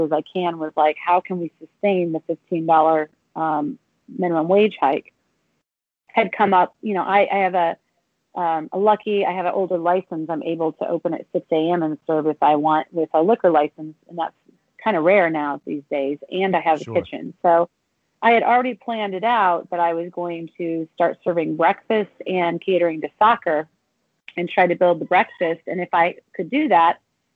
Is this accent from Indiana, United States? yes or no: yes; Indiana, United States; now in Los Angeles, United States; I'm from Indiana